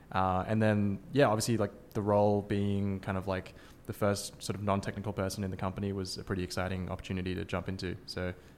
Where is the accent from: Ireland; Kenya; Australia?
Australia; moved away as an adult; now in San Francisco, United States; I'm from Australia, you can probably tell from my accent